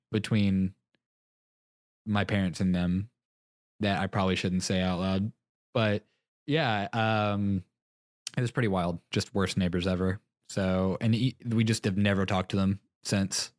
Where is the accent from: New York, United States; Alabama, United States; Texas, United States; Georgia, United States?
Texas, United States; moved away; growing up in Texas